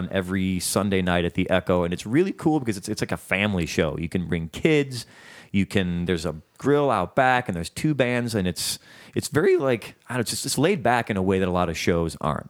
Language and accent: English; Chicago, Illinois, United States; now in Los Angeles, United States